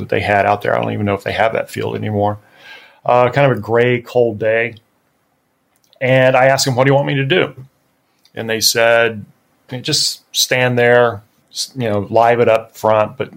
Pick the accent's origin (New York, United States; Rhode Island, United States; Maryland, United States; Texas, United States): Texas, United States; moved away as an adult; I was from Texas. I was the only Texan on the squad